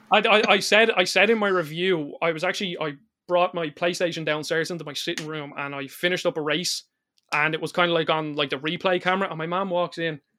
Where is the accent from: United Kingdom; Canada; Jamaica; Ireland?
Ireland; I'm Irish